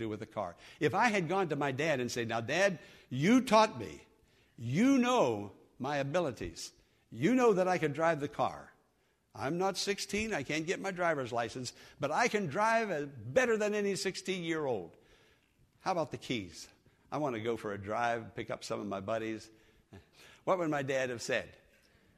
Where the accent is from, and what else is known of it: Western Pennsylvania, United States; moved away